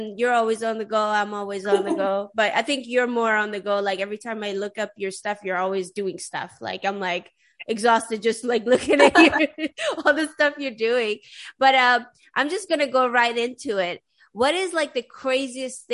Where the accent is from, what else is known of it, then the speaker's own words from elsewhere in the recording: Sweden; moved away; I grew up in Sweden, but I'm Persian originally